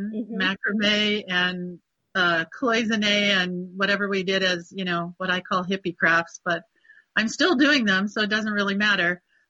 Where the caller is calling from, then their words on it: United States; We are in the Sierra Nevada mountains in between Sacramento and Reno. That's what I usually tell people.